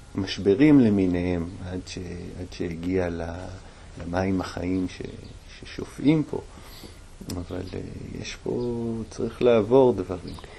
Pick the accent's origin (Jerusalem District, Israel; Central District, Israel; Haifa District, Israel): Jerusalem District, Israel; Jerusalem; now in Golan Heights; גדלתי בירושלים